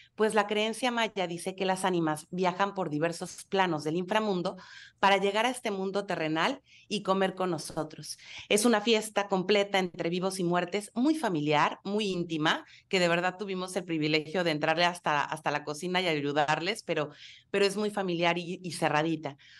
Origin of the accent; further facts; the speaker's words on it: Mexico; como mexicanos